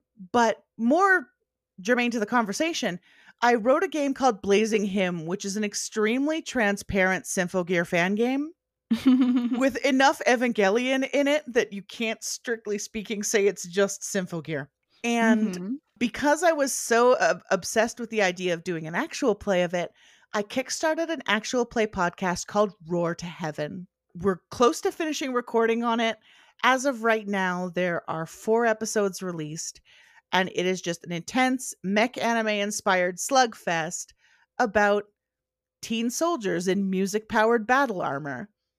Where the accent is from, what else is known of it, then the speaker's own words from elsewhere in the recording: Canada; that got me thinking about what Canadian Precure would be like, because I am Canadian.